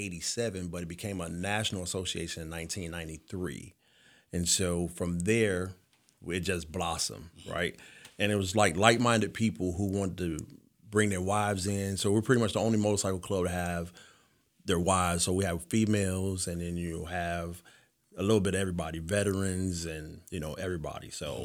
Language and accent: English; Detroit, Michigan, United States; So, actually, I grew up in Detroit, Michigan. First person to ever graduate from high school in my family.